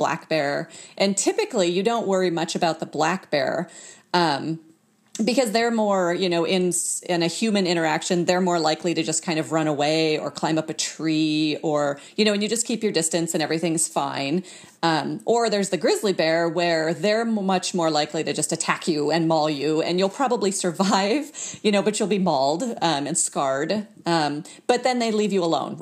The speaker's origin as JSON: {"language": "English", "town": "Fairbanks", "region": "Alaska", "country": "United States", "lives_now": "Anchorage, United States", "said": "I'm from Alaska, but I'm from Fairbanks, which is kind of in the middle of the state"}